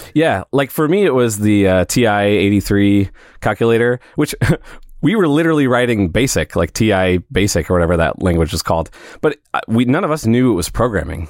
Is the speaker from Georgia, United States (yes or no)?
no; St. Louis, Missouri, United States; also born or lived in Springfield, Missouri; I'm from Saint Louis